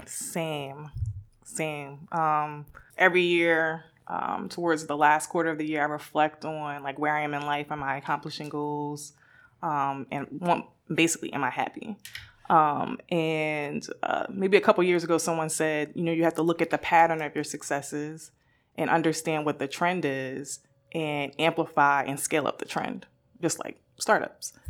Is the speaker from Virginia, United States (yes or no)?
no; Newark, New Jersey, United States; me growing up in Newark